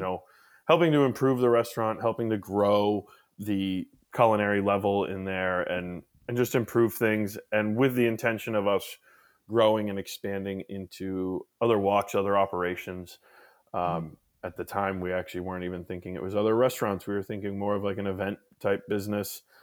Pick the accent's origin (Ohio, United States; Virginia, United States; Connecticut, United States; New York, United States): Connecticut, United States; Wolcott; moved away as an adult; now in Maine, United States; where I was born and raised down in Connecticut. Mm-hmm. I was born in Wolcott, Connecticut